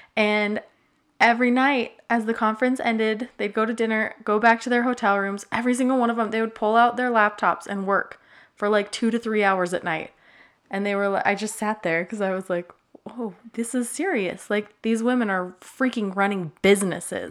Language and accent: English; Utah, United States; I grew up in Utah